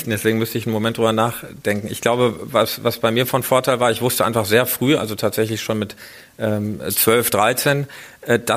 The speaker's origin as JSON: {"language": "German", "town": "Iserlohn", "region": "North Rhine-Westphalia", "country": "Germany", "tie": "born or raised there", "said": "die Lokalzeitung meiner Heimatstadt Iserlohn, das ist der äh, Iserlohner Kreisanzeiger"}